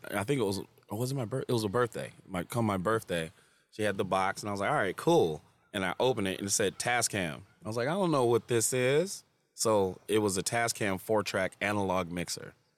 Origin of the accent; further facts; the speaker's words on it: Farmington, Michigan, United States; I grew up in Farmington too